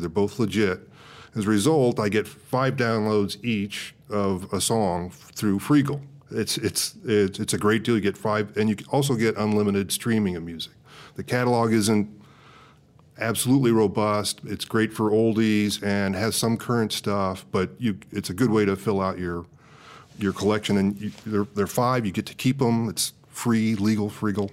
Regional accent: Midwest, United States; also born or lived in California; now in Kansas City, United States; I grew up in the Midwest

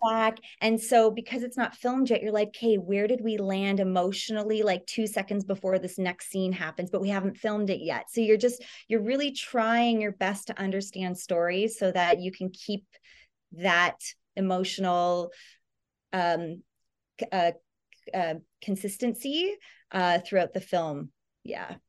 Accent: Toronto, Ontario, Canada; now in Los Angeles, United States; I grew up in Toronto

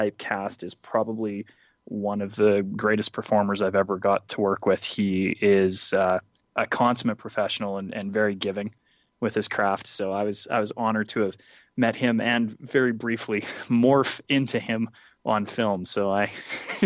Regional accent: Canada; I'm from Canada

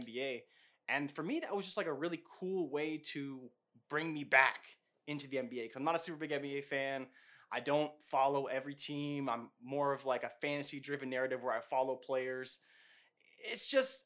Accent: Canada; also born or lived in Toronto area, Ontario; I'm from Canada

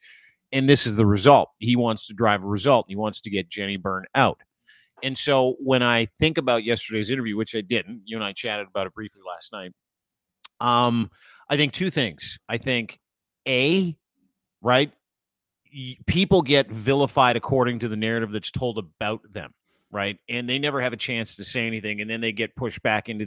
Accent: Canada; I am Canadian first

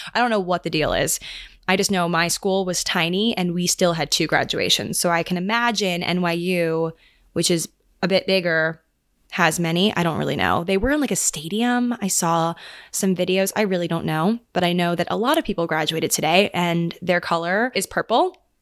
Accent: Maryland, United States; now in New York, United States; I'm going back home again to Maryland

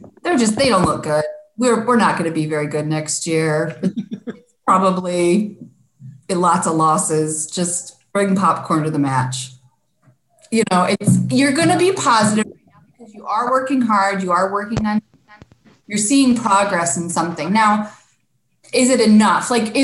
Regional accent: Michigan, United States; He came from Western Michigan, which was my hometown.

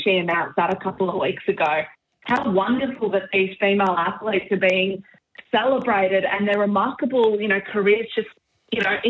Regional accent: Australia; I am absolutely Australian. I'm a proud Australian.

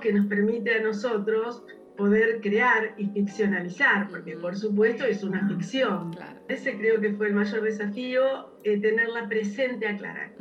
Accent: Rosario, Santa Fe, Argentina; Los dos somos de Rosario

